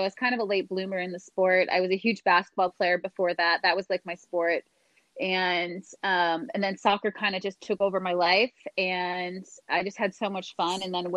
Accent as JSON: {"language": "English", "town": "Green Bay", "region": "Wisconsin", "country": "United States", "said": "I'm from Green Bay, Wisconsin"}